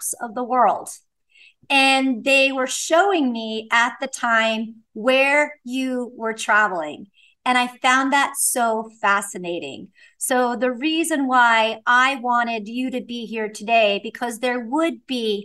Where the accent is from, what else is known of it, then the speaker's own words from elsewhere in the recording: East Coast, United States; moved away as an adult; also born or lived in Bay Area, California; I was raised on the East Coast